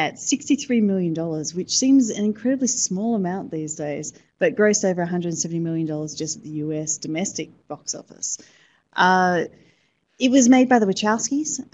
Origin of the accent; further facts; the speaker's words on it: Sydney, New South Wales, Australia; I'm actually from Sydney